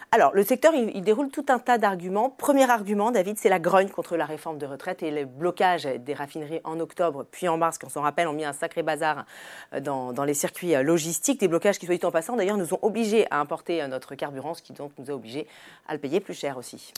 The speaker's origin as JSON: {"language": "French", "country": "France", "said": "chez nous en France"}